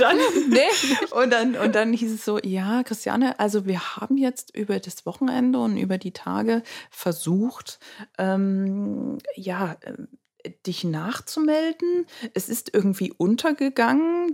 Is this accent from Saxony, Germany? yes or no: yes; Dresden, Saxony, Germany; also born or lived in Berlin; bin dann zurück nach Dresden, da wo ich ja auch herkomme, was meine Heimat auch ist